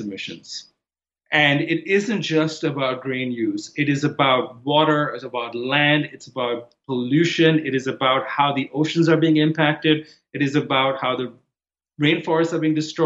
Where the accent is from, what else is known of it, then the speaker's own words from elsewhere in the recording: Mumbai, Maharashtra, India; moved away as an adult; now in United States; I didn't grow up in America. I grew up in Bombay, India